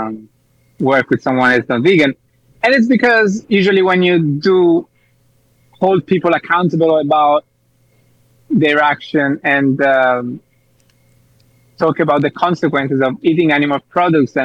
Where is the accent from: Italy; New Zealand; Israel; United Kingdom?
Italy; now in Spain; I'm from Italy